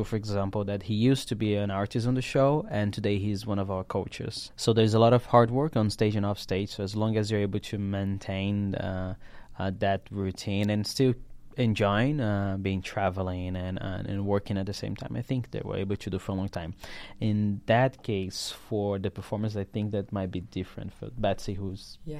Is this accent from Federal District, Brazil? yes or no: yes; Brasilia, Federal District, Brazil; Brasilia, in Brazil.